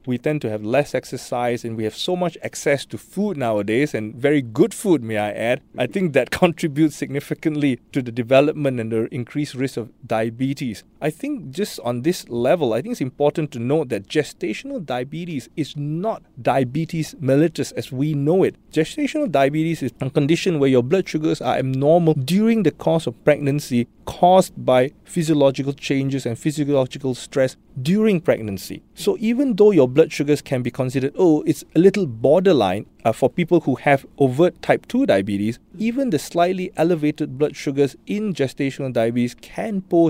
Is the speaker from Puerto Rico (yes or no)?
no; Singapore; Unfortunately, I think that being Singaporean is a risk factor for gestational diabetes already.